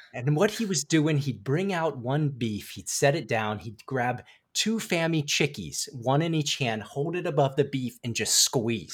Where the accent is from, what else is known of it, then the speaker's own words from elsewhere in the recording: Frederick, Maryland, United States; my hometown of Frederick, Maryland